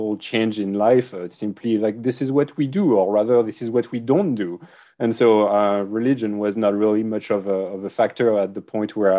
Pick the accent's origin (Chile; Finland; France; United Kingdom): France; accent: French; English is a second language; moved away as an adult; so I grew up in France, as my accent readily betrays. I was in France until I was 25